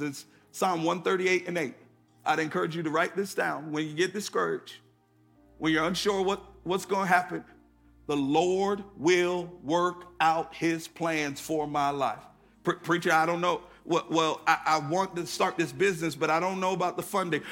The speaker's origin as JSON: {"language": "English", "region": "Connecticut", "country": "United States", "tie": "born or raised there", "moved": "yes", "lives_now": "Atlanta, United States", "said": "I grew up in Connecticut"}